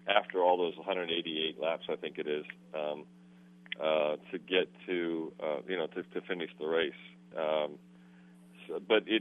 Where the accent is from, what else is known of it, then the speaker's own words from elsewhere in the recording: near Tri-City Speedway, Pennsylvania, United States; a place called Tri-City Speedway near my hometown